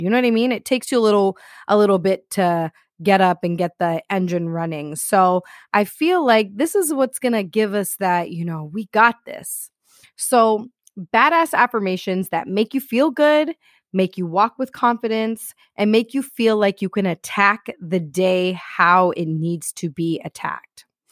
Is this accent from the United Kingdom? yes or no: no; Toronto, Ontario, Canada; I am from Toronto, Canada, and here we got a lot of snow.